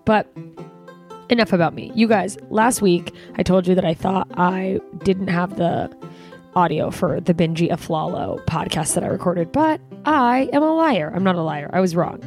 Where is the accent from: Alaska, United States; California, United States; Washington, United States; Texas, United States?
Alaska, United States; now in Los Angeles, United States; my home state of Alaska